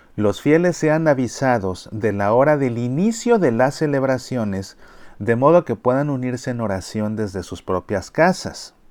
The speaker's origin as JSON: {"language": "Spanish", "country": "Mexico", "said": "como mexicanos"}